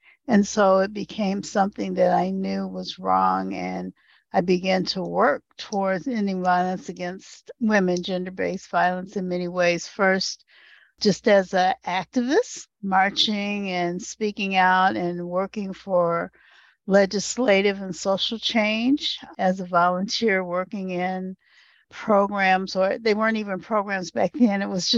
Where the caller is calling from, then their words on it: Michigan, United States; Hi, I'm calling in from Northeast Michigan, and Michigan is the land of the Three Fires tribes, the Ottawa, Odawa, and Potawatomi.